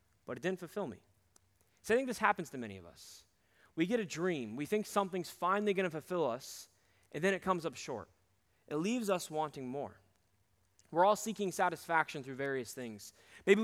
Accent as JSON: {"language": "English", "town": "Cedar Rapids", "region": "Iowa", "country": "United States", "tie": "born or raised there", "said": "we would play gigs around my hometown of Cedar Rapids"}